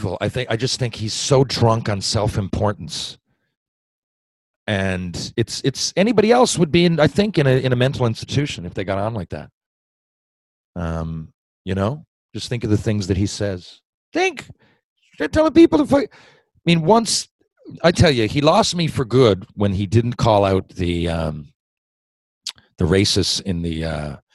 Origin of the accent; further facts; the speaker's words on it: Newfoundland and Labrador, Canada; when I grew up in Newfoundland